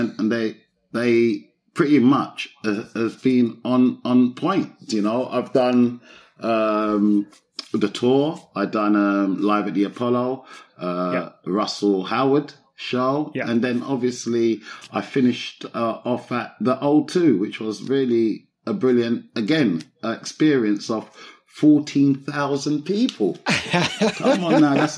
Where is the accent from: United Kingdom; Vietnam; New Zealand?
United Kingdom; London; I grew up in Broccoli, South East London. So I've grown up, but Southwest and Southeast. But my growing up years, the young years, was mostly in Broccoli